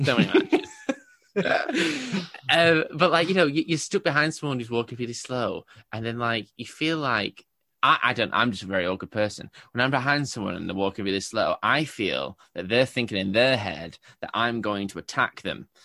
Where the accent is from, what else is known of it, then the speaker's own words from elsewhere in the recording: England, United Kingdom; I'm English